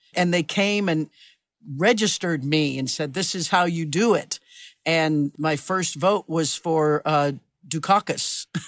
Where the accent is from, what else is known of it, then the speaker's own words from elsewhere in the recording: Kansas, United States; I grew up in Kansas